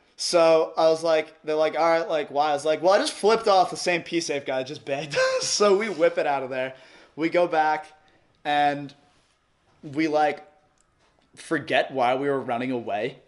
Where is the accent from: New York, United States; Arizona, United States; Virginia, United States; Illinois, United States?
New York, United States; Long Island; moved away as an adult; also born or lived in California; I'm from Long Island, Strong Island, we out here.